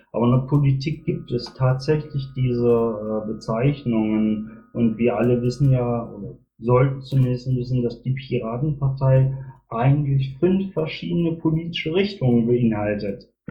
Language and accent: German; Magdeburg, Saxony-Anhalt, Germany; now in Bielefeld, Germany; bin selber in Magdeburg geboren, habe selber in der DDR gewohnt, äh, daher kenne ich die strukturierte Arbeit der SED, beziehungsweise ich war Jungpionier in der DDR